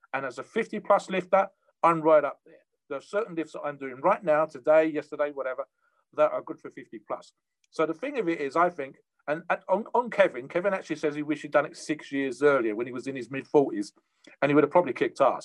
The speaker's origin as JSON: {"language": "English", "country": "United Kingdom", "said": "Me being a Brit, we don't have too much of that over here"}